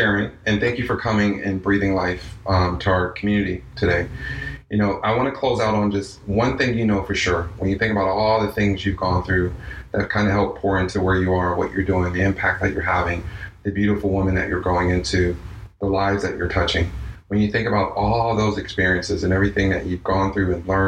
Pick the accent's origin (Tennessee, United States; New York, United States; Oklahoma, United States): New York, United States; now in Miami, United States; being a New Yorker